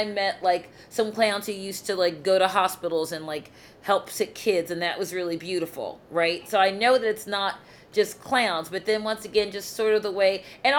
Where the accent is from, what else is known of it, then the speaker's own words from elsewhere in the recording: Baltimore, Maryland, United States; I'm from Baltimore.